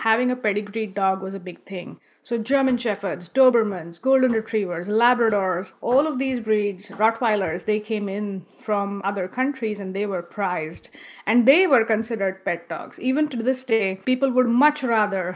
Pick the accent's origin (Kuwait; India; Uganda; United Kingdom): India; English is a second language; moved away as an adult; now in Northern California, United States; I live in Northern California, but I'm originally from India